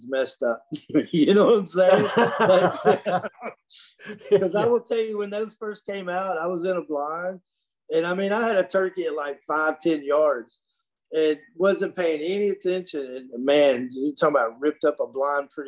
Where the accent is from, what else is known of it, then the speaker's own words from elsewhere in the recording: Dixon, United States; my hometown in Dixon